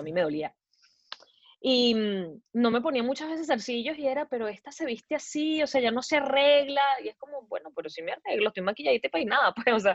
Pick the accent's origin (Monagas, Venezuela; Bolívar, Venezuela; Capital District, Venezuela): Capital District, Venezuela; Caracas; moved away as an adult; also born or lived in Montreal; now in United States; crecí, en, nací en Venezuela, soy caraqueña, eh, pasé casi toda mi vida ahí, hasta hace cinco años que emigré